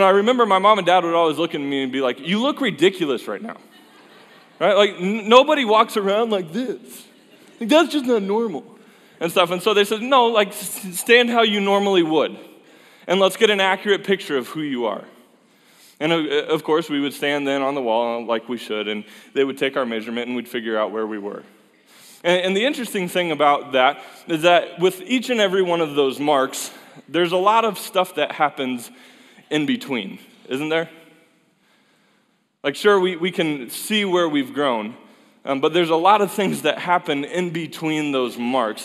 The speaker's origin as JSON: {"language": "English", "town": "Fort Collins", "region": "Colorado", "country": "United States", "tie": "born or raised there", "said": "a place where I grew up in Colorado and love that place"}